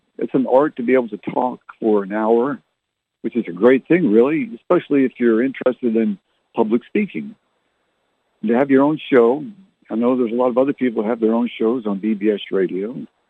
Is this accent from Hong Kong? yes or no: no; Canada; also born or lived in Barrie / Halifax / Fredericton / Ottawa; now in San Antonio, United States; I was born and raised in Canada. I was born in Barrie, lived in Halifax, Nova Scotia, Oamacto, and Fredericton, New Brunswick, and Ottawa, Canada.